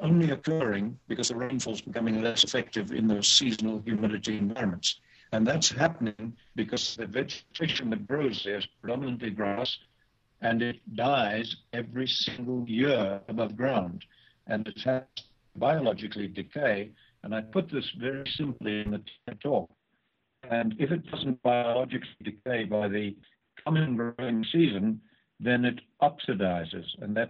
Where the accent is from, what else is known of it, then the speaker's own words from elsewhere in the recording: Australia; we're both Australian.